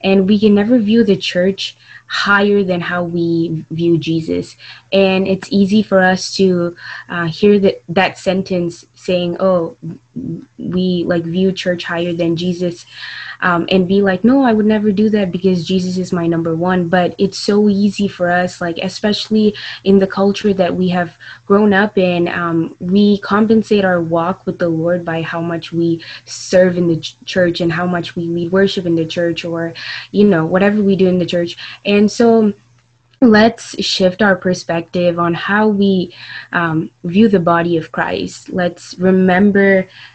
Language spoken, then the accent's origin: English; Atlanta, Georgia, United States; I'm from Atlanta